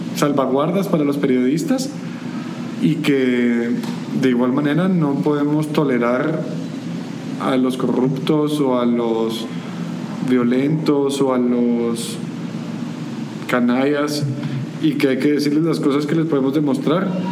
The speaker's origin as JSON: {"language": "Spanish", "country": "Guatemala"}